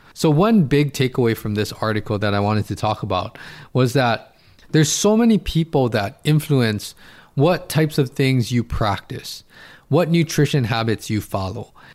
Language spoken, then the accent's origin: English; Hawaii, United States; I'm in Hawaii, I'm from Hawaii